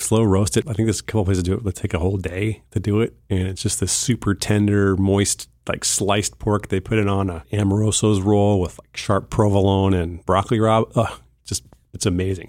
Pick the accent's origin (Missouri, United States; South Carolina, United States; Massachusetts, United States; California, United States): California, United States; Bakersfield; also born or lived in Morro Bay; I was born and raised in Bakersfield, California